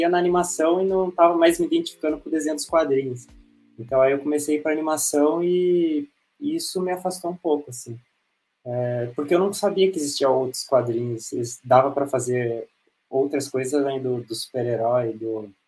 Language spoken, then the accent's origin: Portuguese; São Paulo, Brazil; sou de São Paulo